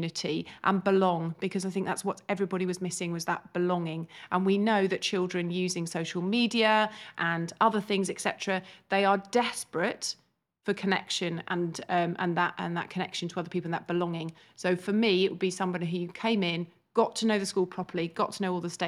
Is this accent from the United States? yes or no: no; East of England, United Kingdom; I'm actually from Hertfordshire. I went to school in the local area, and two of my best friends came here.